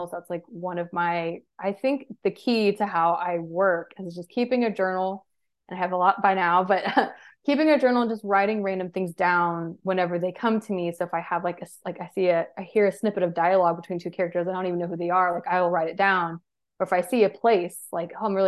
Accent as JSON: {"language": "English", "region": "Georgia", "country": "United States", "said": "I am from Georgia, so I'm used to the heat"}